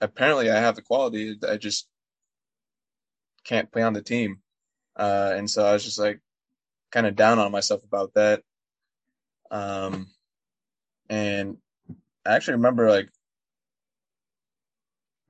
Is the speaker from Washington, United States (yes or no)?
yes; Seattle, Washington, United States; moved away; I'm from Seattle